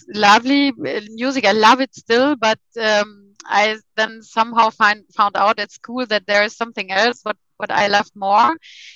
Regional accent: western part of Germany, western Germany, Germany; English is a second language; moved away as an adult; now in Hamburg, Germany; I was grown up in the middle somewhere, western part of Germany

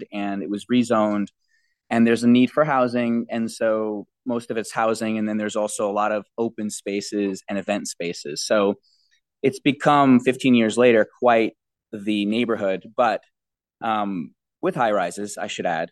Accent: New York City, New York, United States; also born or lived in Brooklyn / Manhattan; I grew up in Jamaica, Queens until I was 16 years old

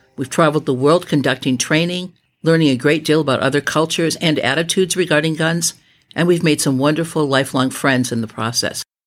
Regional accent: Midwest, United States; moved away as an adult; also born or lived in Los Angeles, California; I was raised in the Midwest

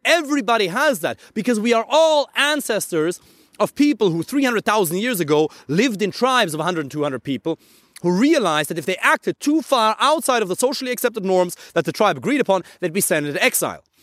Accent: Germany; English is a second language; I'm from Germany

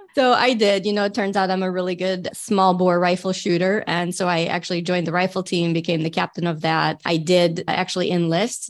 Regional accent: Michigan, United States; I'm definitely a Michigander at heart. I grew up here.

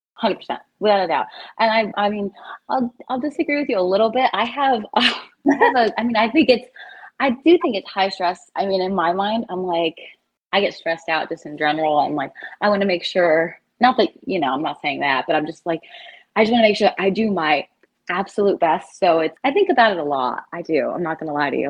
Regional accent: South Carolina, United States; moved away as an adult; also born or lived in Miami / Chicago; now in New Jersey, United States; I'm from South Carolina originally

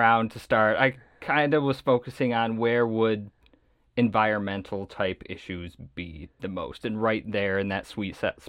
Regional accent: Michigan, United States; moved away as an adult; also born or lived in Lincoln, Nebraska; now in Brandon, United States; I grew up in Michigan. I spent, I guess, till I graduated undergrad in Michigan.

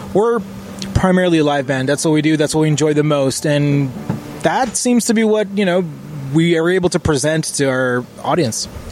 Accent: Israel; now in Canada; I'm from Israel

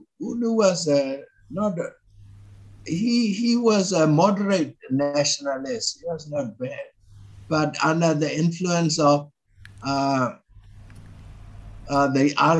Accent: Myanmar; when the Karen occupied Karen, you know, Karen occupied Dongji, my hometown.

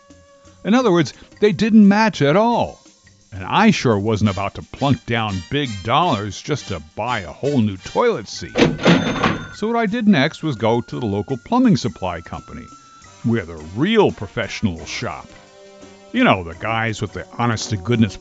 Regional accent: New Jersey, United States; born or raised there

